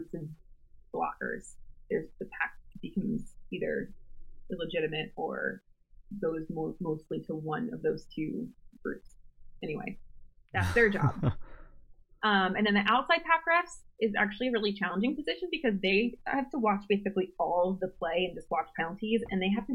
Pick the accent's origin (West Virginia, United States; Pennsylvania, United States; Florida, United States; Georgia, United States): Pennsylvania, United States; Philadelphia; moved away; I'm originally from Philly